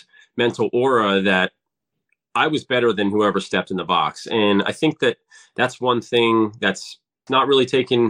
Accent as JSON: {"language": "English", "town": "Ocean City", "region": "Maryland", "country": "United States", "tie": "born or raised there", "said": "I grew up in Ocean City"}